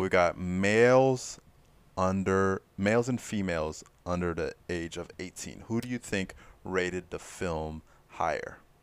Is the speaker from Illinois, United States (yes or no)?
no; Fort Lauderdale, Florida, United States; I'm from Fort Lauderdale